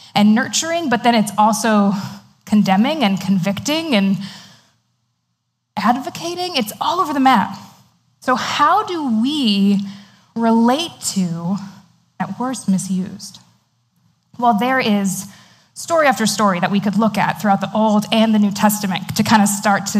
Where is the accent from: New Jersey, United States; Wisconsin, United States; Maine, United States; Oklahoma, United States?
Maine, United States; my brother and I, growing up in Maine, went to a very tiny Christian school.